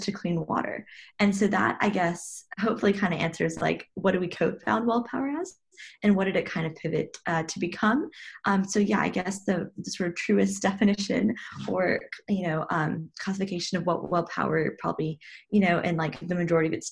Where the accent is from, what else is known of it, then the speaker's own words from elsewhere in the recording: Chattanooga, Tennessee, United States; also born or lived in Princeton, New Jersey; was born and raised in Chattanooga, Tennessee